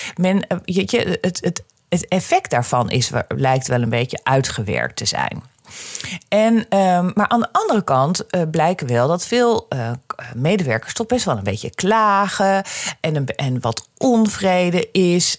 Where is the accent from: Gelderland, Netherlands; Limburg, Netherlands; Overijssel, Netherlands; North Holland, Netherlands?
North Holland, Netherlands; Amsterdam; ik kom uit Amsterdam